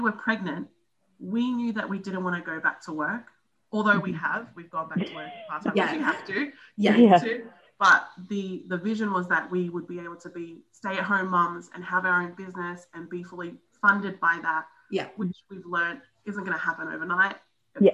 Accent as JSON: {"language": "English", "country": "New Zealand", "said": "We'd like to venture out there and I'm from New Zealand."}